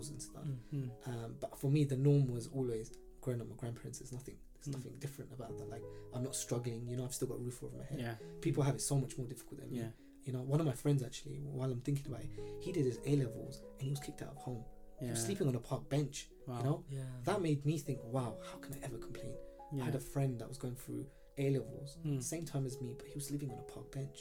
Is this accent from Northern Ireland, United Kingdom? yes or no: no; London, United Kingdom; I was born here in Stratford. So okay, born and bred